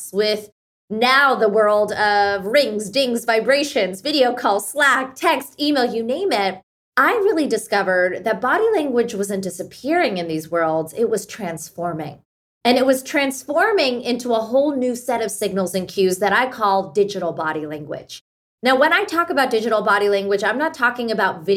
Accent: Pittsburgh, Pennsylvania, United States; first language Hindi; English is a second language; at home, we spoke Hindi growing up in Pittsburgh, Pennsylvania.

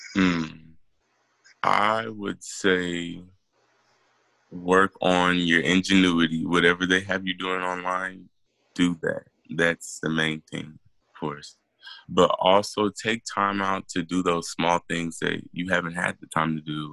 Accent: Killeen, Texas, United States; we're from Killeen, Texas

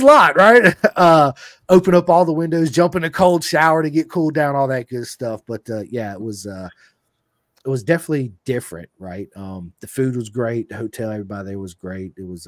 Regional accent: Virginia, United States; I was like, I'm from Virginia, man. It's my first time here.

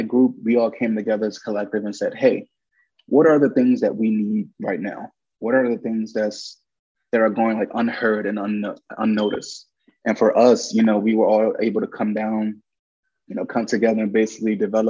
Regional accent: Washington, District of Columbia, United States; I'm from Washington, D.C.

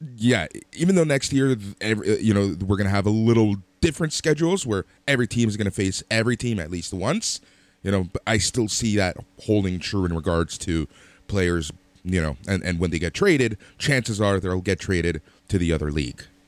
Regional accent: Toronto, Ontario, Canada; we're from Toronto

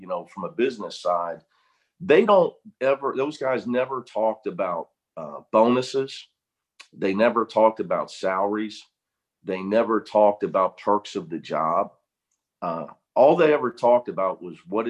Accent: Cincinnati, Ohio, United States; moved away as an adult; now in Los Angeles, United States; I just felt I needed to leave Cincinnati. You know, having never been out of my hometown, I was getting near 30 years old

